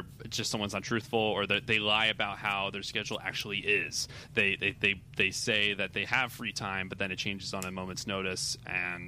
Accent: Delaware, United States; now in Los Angeles, United States; I'm from Delaware.

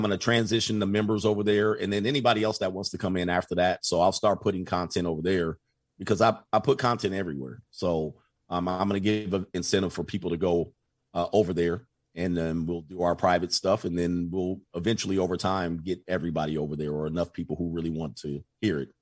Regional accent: Southern California, United States; I grew up in Southern California

